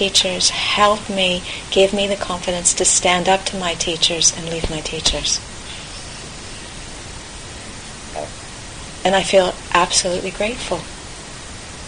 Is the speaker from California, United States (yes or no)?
yes; California, United States; moved away; I grew up in California